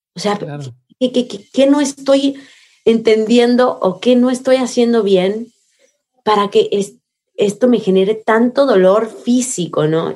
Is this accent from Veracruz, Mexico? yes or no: yes; Coatepec, Veracruz, Mexico; Veracruz, que es mi pueblo, Coatepec, mi pueblo de donde yo crecí